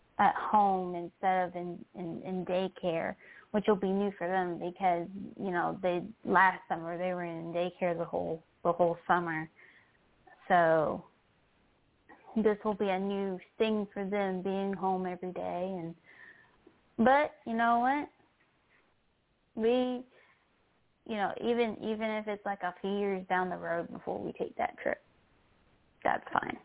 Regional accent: Williamsburg, Virginia, United States; I was raised in Williamsburg and I've been going to Busch Gardens all my life

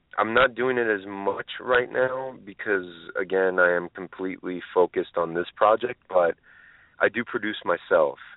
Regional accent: Los Angeles, California, United States; I was born in Los Angeles, but my family is from a small

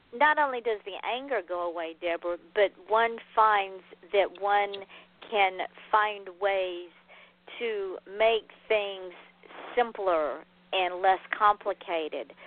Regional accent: Atlanta, Georgia, United States; now in Florida, United States; I grew up driving in Atlanta traffic as a child

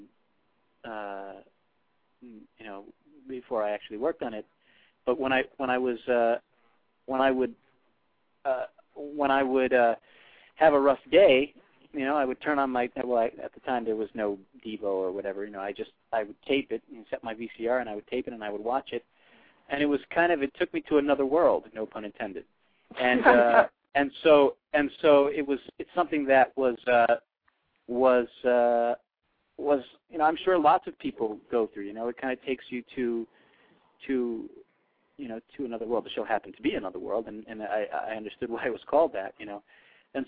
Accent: New York City, New York, United States; now in Los Angeles, United States; being a New Yorker myself. I live out in L.A., but I I'm a very, very proud New Yorker

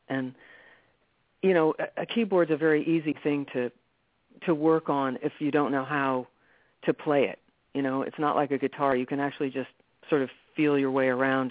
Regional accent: New York, United States; I was born in New York City

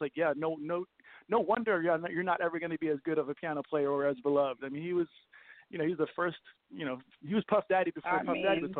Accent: Copenhagen, Capital Region of Denmark, Denmark; moved away; also born or lived in New York / Vancouver; I'm a poor Danish boy who happens to be

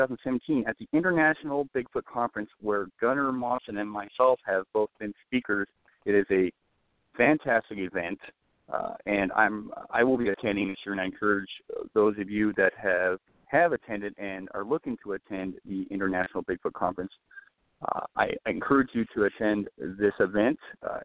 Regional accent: Glasgow, Scotland, United Kingdom; moved away; that's not too far away from where I was born in Glasgow.

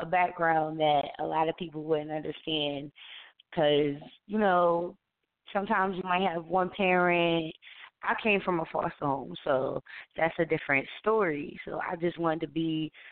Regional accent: Asbury Park, New Jersey, United States; my hometown of Asbury Park, New Jersey

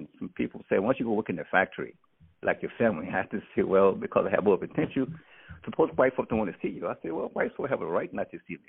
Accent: McCool, Mississippi, United States; I was born like in the South Mississippi, McCool, Mississippi

